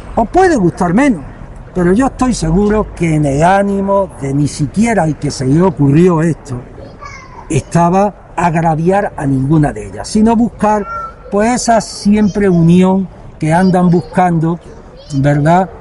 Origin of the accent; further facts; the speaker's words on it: Melilla, Spain; Todos somos melillenses.